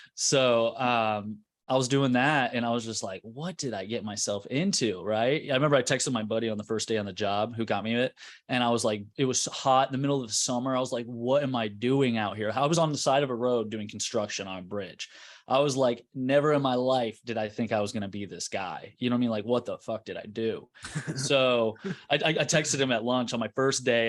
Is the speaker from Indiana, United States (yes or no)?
yes; Carmel, Indiana, United States; I'm from Indianapolis, Indiana, North Side, uh, Carmel